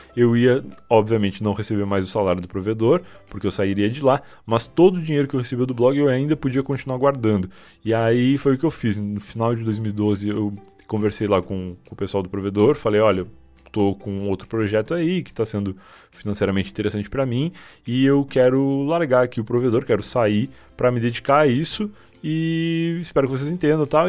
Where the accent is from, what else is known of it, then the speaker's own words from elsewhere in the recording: Rio Grande, Rio Grande do Sul, Brazil; moved away as an adult; now in Osasco, Brazil; lá em Rio Grande, a cidade onde eu nasci